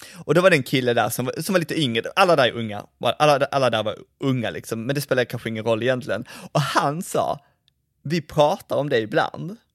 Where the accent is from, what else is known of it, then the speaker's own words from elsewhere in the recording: Malmö, Skåne, Sweden; jag växte upp i Kirseberg som är en gammal klassisk arbetarklassförort